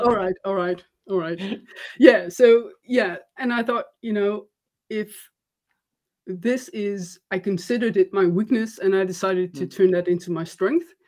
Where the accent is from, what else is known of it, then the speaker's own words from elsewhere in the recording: Netherlands; I'm from the Netherlands